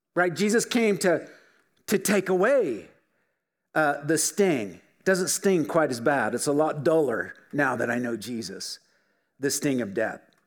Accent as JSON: {"language": "English", "town": "Filer", "region": "Idaho", "country": "United States", "tie": "born or raised there", "said": "We grew up in Filer, just down the road."}